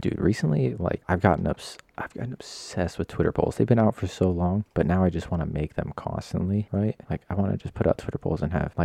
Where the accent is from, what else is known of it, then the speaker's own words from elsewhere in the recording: Nevada, United States; moved away; I grew up in Nevada. I don't live there anymore.